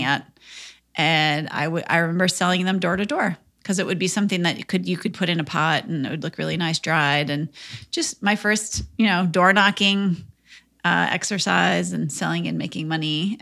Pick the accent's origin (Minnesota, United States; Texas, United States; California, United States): Minnesota, United States; I grew up in Minnesota